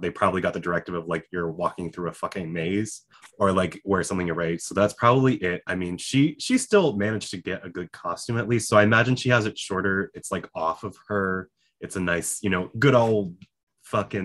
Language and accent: English; New Jersey, United States; moved away; I'm from New Jersey.